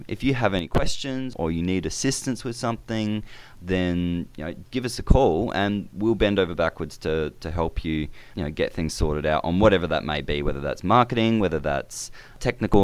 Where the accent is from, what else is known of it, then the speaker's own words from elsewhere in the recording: Adelaide, South Australia, Australia; moved away as an adult; now in Brisbane, Australia; I grew up in Adelaide